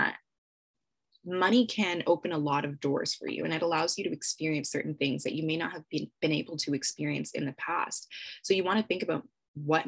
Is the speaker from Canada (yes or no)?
yes; Canada; I'm Canadian